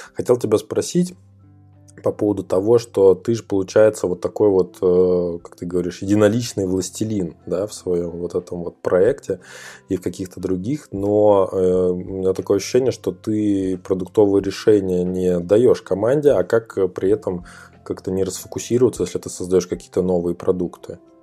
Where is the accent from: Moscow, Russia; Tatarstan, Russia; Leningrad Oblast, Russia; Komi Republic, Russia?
Komi Republic, Russia; Ukhta; я из Ухты